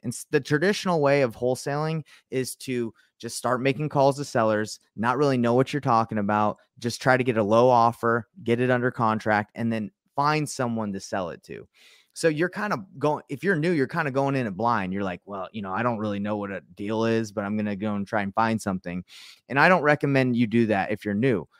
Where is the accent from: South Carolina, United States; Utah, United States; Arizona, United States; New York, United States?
Utah, United States; I'm from Utah